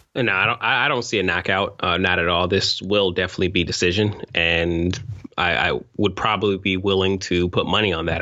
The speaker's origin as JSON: {"language": "English", "region": "East Coast", "country": "United States", "said": "as an East Coast nigga"}